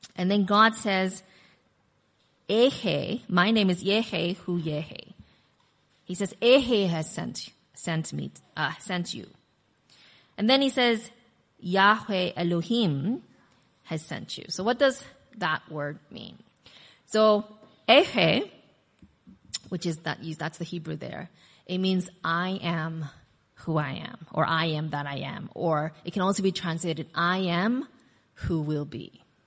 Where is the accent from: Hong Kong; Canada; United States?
United States; also born or lived in Korea; now in Australia; I've got this Korean name and I grew up in America, so then I was Korean American